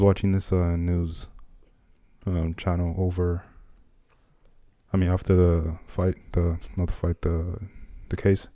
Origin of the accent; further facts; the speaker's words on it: Nigeria; moved away; growing up in Nigeria